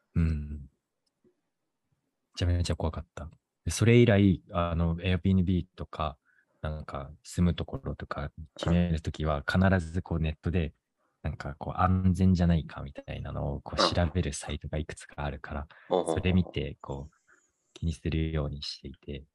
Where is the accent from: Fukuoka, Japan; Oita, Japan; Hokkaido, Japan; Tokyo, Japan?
Tokyo, Japan; moved away as an adult; now in Boston, United States; 東京で生まれ育ったから結構何でも徒歩圏内っていうのに慣れてた